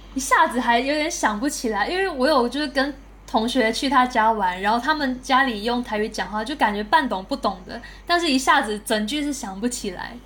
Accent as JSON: {"language": "Chinese", "region": "southern Malaysia", "country": "Malaysia", "also_born_or_lived": "Taiwan", "moved": "as an adult", "said": "我来自马来西亚，然后是，是从那个艺手毕业的，艺手影视系"}